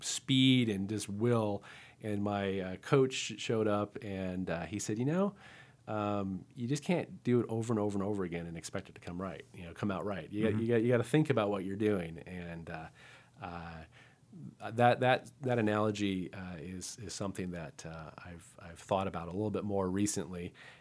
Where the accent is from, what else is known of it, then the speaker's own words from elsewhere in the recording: Albuquerque, New Mexico, United States; And I remember one time when I was growing up in Albuquerque, and my mom got us into figure skating